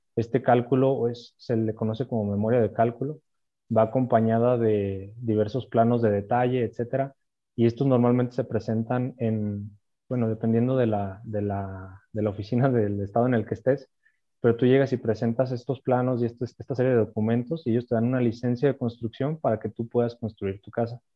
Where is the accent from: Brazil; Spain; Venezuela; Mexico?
Mexico; Aguascalientes; Yo soy de aquí de Aguascalientes.